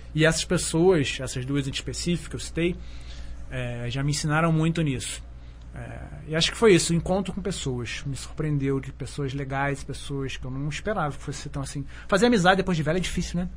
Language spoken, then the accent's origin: Portuguese; Petrópolis, Rio de Janeiro, Brazil; also born or lived in São Paulo; now in Alto Paraíso de Goiás, Brazil; estudou comigo em Petrópolis, que é minha cidade natal